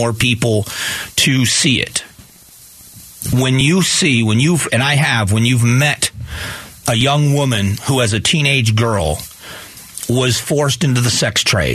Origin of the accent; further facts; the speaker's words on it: United States; I'm an American like you are